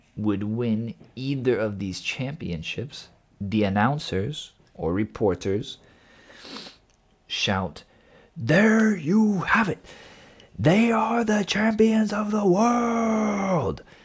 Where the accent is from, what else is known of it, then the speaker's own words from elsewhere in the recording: United States; moved away; I am from the States